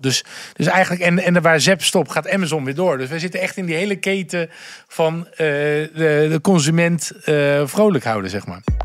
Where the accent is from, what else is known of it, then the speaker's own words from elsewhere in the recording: Gouda, South Holland, Netherlands; now in Amsterdam, Netherlands; Ik kom uit Gouda en ik heb een onwijs fijn warm gezin